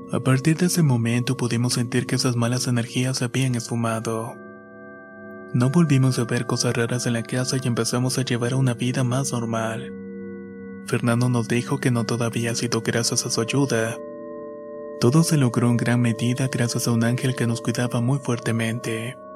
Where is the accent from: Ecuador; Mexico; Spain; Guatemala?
Ecuador; Esmeraldas; now in Santo Domingo, Ecuador; soy oriundo de Esmeraldas, Ecuador. Pero actualmente estoy viviendo en Santo Domingo.